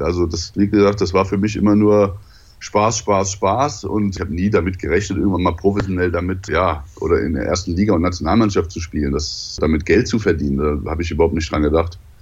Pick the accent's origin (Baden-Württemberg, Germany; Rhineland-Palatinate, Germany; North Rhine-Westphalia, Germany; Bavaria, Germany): Rhineland-Palatinate, Germany; Mainz; also born or lived in Daun; now in Hamburg, Germany; Also bin ich dann quasi in der Mainzer Gegend groß geworden, bis ich dann irgendwann nach Hamburg gegangen bin